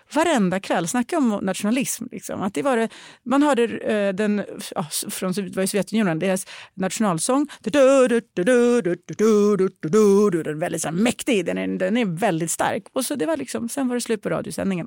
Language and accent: Swedish; Sweden; jag är svensk